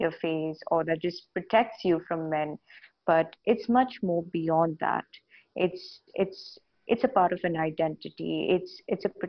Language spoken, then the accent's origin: English; Saudi Arabia; now in India; I was born and raised in Saudi Arabia